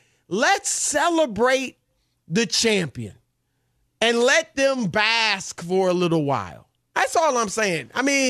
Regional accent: Midwest, United States; When I was a kid growing up in the Midwest, the Rams were the L.A. Rams.

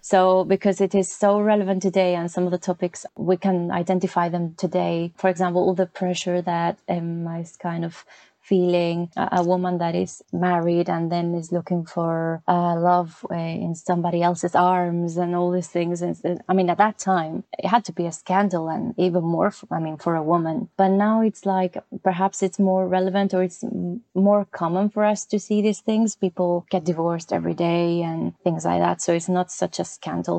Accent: Santander, Cantabria, Spain; English is a second language; moved away as an adult; also born or lived in London; now in Navarre, Spain; back in my hometown in Santander

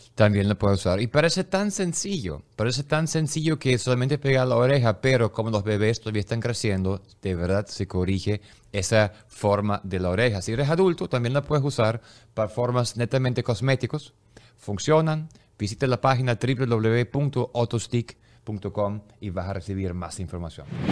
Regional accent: Germany; Yo soy alemán

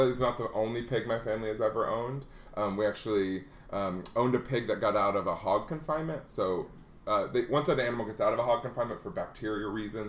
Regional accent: Afton, Iowa, United States; I was born and raised in Iowa, so it was a small town called Afton, a town of less than 1,000.

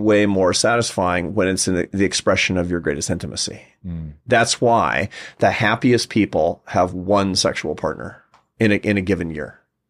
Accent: Pacific Northwest, United States; I'm American. You know, we didn't do that growing up in the Pacific Northwest, did we?

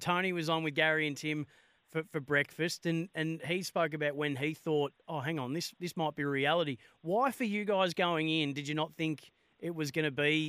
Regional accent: Bendigo, Victoria, Australia; moved away; when I was doing radio back there in my hometown

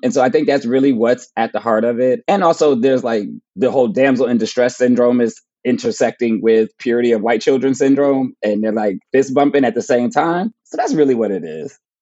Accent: Plainfield, New Jersey, United States; I'm going to my hometown to speak at my public library for the first time. So that'll be cool. Like speaking at the Plainfield Public Library

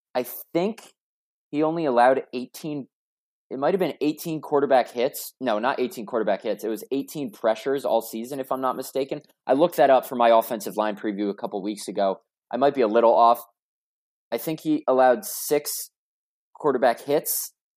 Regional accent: United States; now in Green Bay, United States; I come from the Connecticut, New York City area

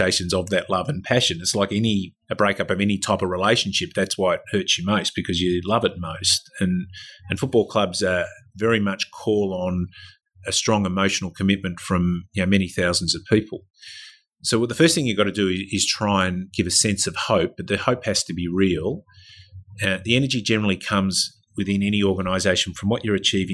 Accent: Victoria, Australia; moved away; I was from Victoria

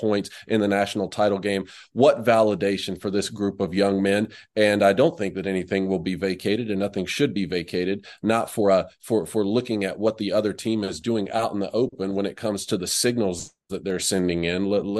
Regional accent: South Georgia, United States; moved away as an adult; also born or lived in Michigan; I grew up in South Georgia.

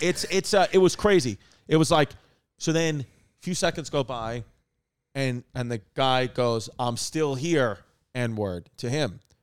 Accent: New York City, New York, United States; growing up in New York City

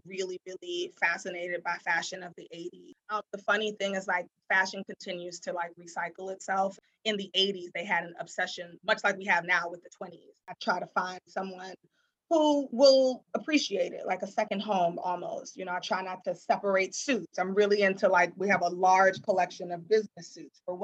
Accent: Washington, District of Columbia, United States; now in New York City, United States; I grew up in Washington, D.C.

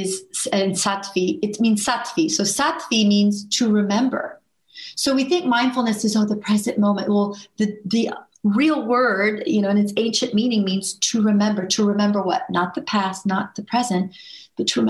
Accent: Houston, Texas, United States; I grew up in Houston, Texas

